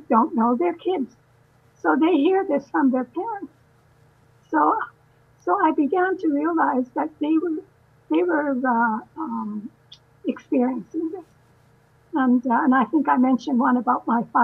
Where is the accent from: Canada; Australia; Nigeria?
Canada; also born or lived in Winnipeg; now in Vancouver, Canada; I was born in Canada